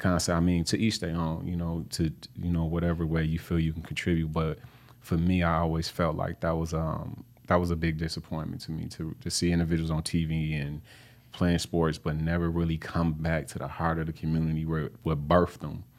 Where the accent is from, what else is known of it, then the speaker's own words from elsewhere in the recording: Flint, Michigan, United States; I grew up on Flint's, um, north side